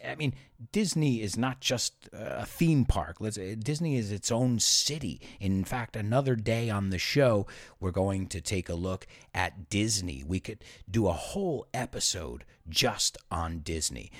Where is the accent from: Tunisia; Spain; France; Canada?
Spain; moved away; also born or lived in United States; growing up in Spain